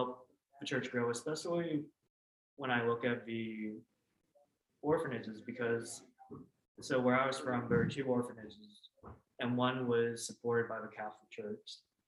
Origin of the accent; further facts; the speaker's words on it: Vietnam; born there; whereas I was born in Vietnam, which is the unified North.